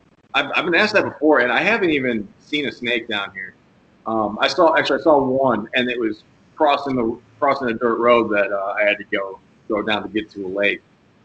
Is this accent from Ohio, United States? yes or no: yes; Ohio, United States; moved away as an adult; now in Florida, United States; I'm from Ohio originally, and I grew up walleye fishing and got into bass fishing once I got in my teens. But pretty much since I've been down here